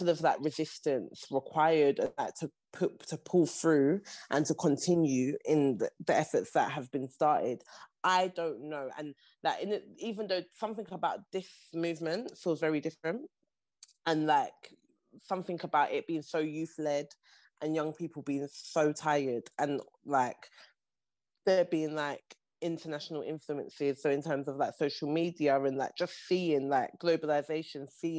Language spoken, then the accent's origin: English; Nigeria; And I think that part of like being Nigerian, something that I have seen time and time over about this part of the world and these people is that they will manage.